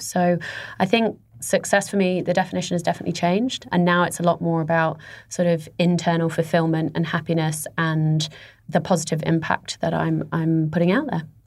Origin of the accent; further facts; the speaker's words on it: England, United Kingdom; moved away; I'm English